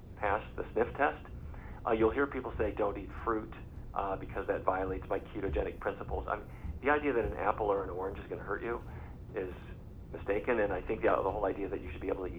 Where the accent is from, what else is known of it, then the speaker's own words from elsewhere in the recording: North Dakota, United States; I grew up in North Dakota.